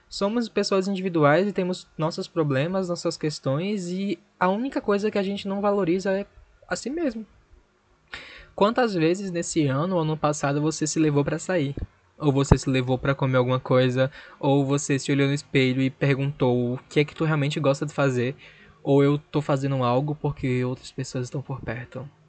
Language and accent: Portuguese; Recife, Pernambuco, Brazil; tenho 24 anos, sou da cidade do Recife.